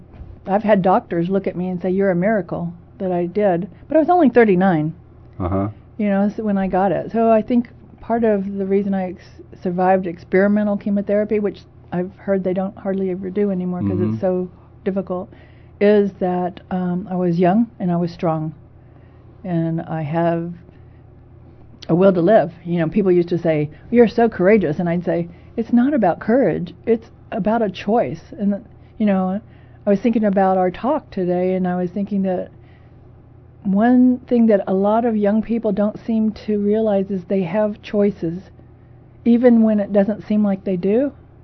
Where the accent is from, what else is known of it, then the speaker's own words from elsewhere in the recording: San Antonio, Texas, United States; born there; also born or lived in Biloxi, Mississippi / Selma, Alabama; I was born in San Antonio, Texas. My father and mother, moved quite a bit when we were young. We moved to Biloxi, Mississippi, and Selma, Alabama.